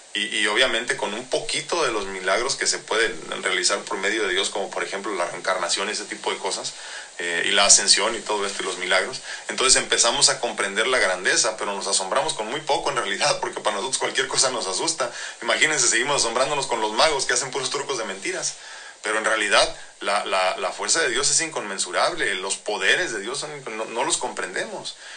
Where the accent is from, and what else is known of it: Mexico